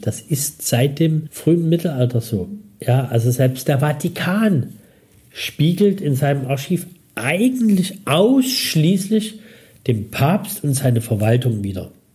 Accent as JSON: {"language": "German", "town": "Dresden", "region": "Saxony", "country": "Germany", "tie": "born or raised there", "said": "Ich bin also 65 in Dresden geboren und in einem Kinderheim aufgewachsen"}